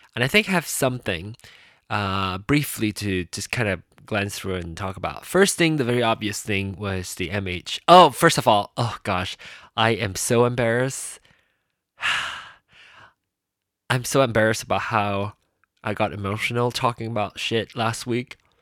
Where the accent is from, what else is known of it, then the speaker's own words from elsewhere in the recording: Penang, Malaysia; moved away; Penang, my hometown, and, uh, Malaysia, the country of birth of mine, the country that I grew up